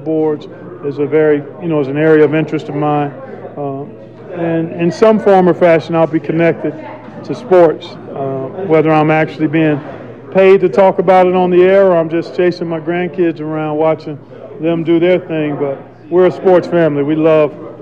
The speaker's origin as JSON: {"language": "English", "town": "Cleveland", "region": "Ohio", "country": "United States", "tie": "born or raised there", "also_born_or_lived": "Westerville, Ohio", "said": "the same high school that I went to in Cleveland, St. Joe's"}